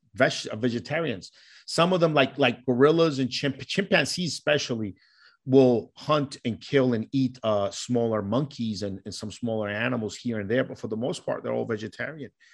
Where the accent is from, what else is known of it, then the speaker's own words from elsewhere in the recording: New York, United States; also born or lived in Colombia; Growing up in New York, there's a huge Puerto Rican community